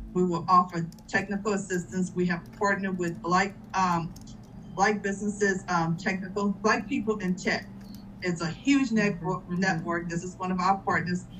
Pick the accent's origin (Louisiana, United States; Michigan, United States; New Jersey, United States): Louisiana, United States; now in Georgia, United States; I'm from Louisiana